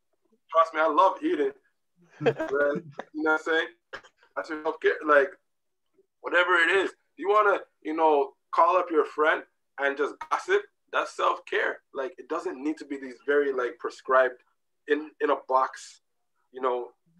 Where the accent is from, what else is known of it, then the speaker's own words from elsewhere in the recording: Jamaica; But even within me being a Jamaican person, I can't open up to every Jamaican person on the planet